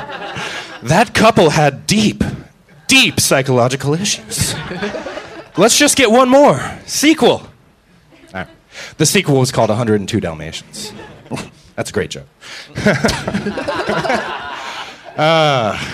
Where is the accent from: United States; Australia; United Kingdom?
United States; Florida; moved away as an adult; now in Los Angeles, United States; I'm from Florida